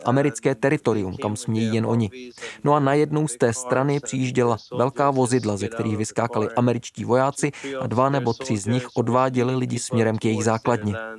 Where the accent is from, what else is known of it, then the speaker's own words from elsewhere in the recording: Kabul, Afghanistan; moved away as an adult; now in Qatar; jsem fotograf a fotožurnalista a pocházím z Kabulu